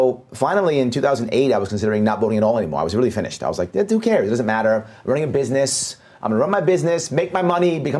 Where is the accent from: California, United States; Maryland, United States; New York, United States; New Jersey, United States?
New York, United States; New York City; as a youngster, I grew up in New York City